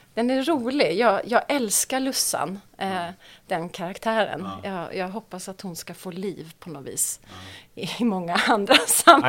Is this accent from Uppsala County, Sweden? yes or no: no; Marieholm, Skåne, Sweden; also born or lived in Stockholm; jag är född i, eh, i Stockholm och så flyttade vi ner till Skåne när jag var fem. Och då eh, flyttade vi till en by som heter Marieholm